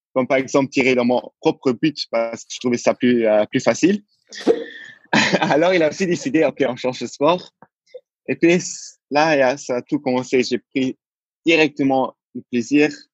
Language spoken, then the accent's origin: French; Luxembourg; je suis né au Luxembourg. Donc, mais euh, au début, je n'avais pas la nationalité luxembourgeoise, alors je l'ai prise. Et depuis, je, depuis ma naissance jusqu'à mes 21 ans, euh, je vis au Luxembourg.